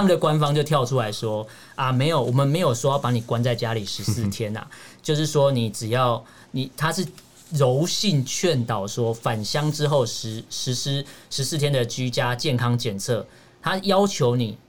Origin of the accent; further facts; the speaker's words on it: Taiwan; 这是我一个台湾人觉得希望中立一点的，的看法